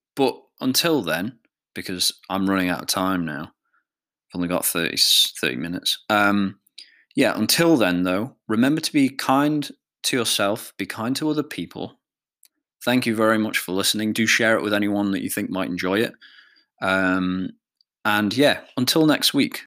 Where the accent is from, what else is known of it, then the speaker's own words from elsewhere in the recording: Isle of Man; I feel very much like a Manx person, a person of the Isle of Man